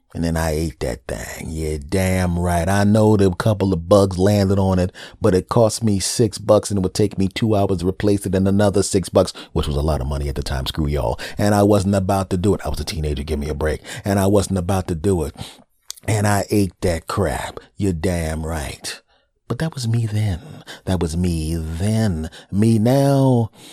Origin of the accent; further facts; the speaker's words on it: Philadelphia, Pennsylvania, United States; I was living in Philadelphia at the time. And I go to South Philadelphia because I wanna go to the place in my hometown